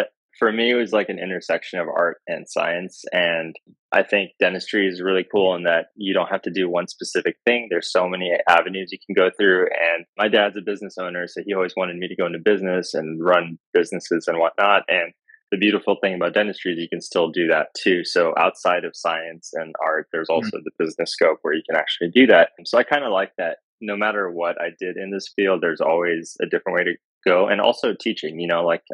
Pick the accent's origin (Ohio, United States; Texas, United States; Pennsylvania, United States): Texas, United States; Houston; moved away as an adult; also born or lived in Africa; now in Austin, United States; I'm originally from Houston, but I was born in Africa.